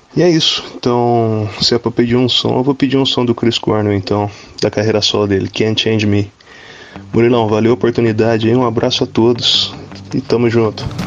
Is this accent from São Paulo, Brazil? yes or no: yes; Guaratinguetá, São Paulo, Brazil; sou daqui de Guaratinguetá